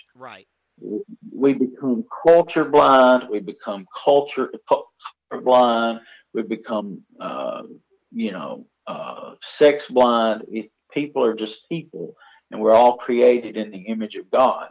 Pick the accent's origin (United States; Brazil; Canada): United States; We live as Americans knowing that our citizenship, our true citizenship, is heavenly